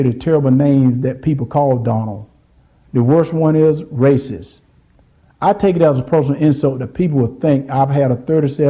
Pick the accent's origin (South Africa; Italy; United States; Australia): United States; Deep South; Growing up in the Deep South, I've seen racism up close.